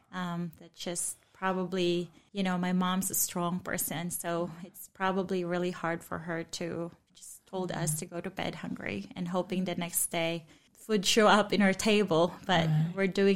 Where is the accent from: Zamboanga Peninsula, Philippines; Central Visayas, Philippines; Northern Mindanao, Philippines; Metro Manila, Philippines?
Central Visayas, Philippines; Cebu; I grew up in Cebu, Philippines. I grew up in a family where Christ was not known, where faith is not part of our conversation at all.